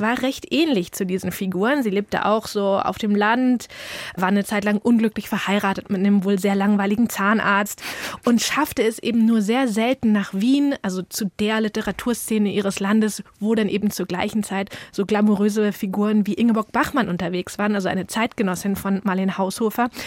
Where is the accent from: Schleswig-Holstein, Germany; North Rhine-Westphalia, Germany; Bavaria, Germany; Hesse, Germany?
Schleswig-Holstein, Germany; village near Schwarzenbek; bei uns auf dem Dorf